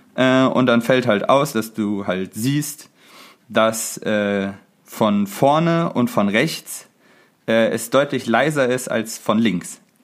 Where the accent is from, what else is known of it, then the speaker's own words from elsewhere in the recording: Cologne Bonn Airport catchment area, North Rhine-Westphalia, Germany; wir kommen ja aus dem Einzugsraum vom Köln-Bonner Flughafen